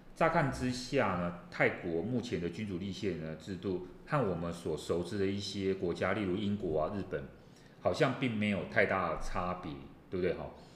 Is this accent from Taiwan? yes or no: yes; Taiwan; 我们自己台湾